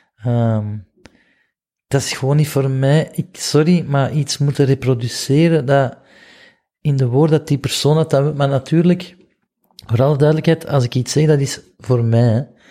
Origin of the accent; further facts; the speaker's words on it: Flanders, Belgium; ik kom uit België